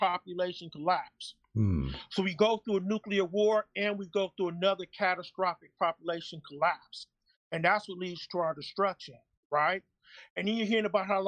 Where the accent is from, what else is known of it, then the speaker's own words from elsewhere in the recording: San Dimas, California, United States; also born or lived in South Central, Los Angeles; We're originally from South Central, my family and I, and then we moved to a small town in San Dimas.